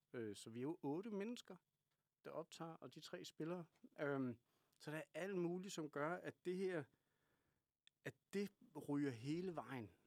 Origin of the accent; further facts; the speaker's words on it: Kalundborg, Zealand, Denmark; accent: Kalundborg jysk; Jeg kommer fra Kalundborg